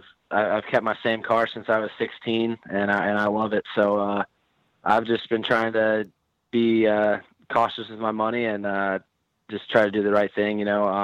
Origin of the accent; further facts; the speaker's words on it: Dallas, Texas, United States; In some of my friends' households, I'd say so. My household, not really.